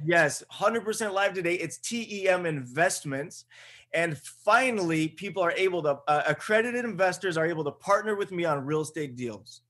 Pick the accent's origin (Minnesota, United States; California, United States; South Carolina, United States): California, United States; Buena Park; I'm a dude from Buena Park, California